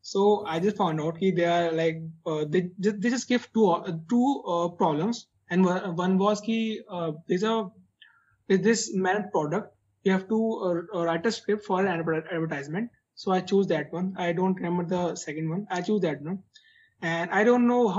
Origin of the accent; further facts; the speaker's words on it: Muzaffarnagar, Uttar Pradesh, India; also born or lived in Chandigarh; I'm actually from Muzaffarnagar.